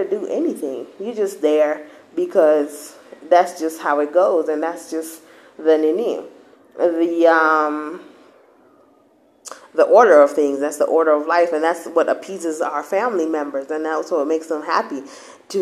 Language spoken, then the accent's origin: English; Kenya; now in United States; we went to church in Kenya a bit.